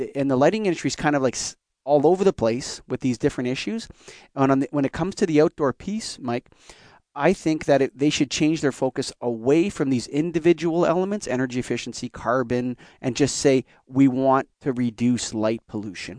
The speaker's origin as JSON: {"language": "English", "country": "Canada", "said": "I'm Canadian"}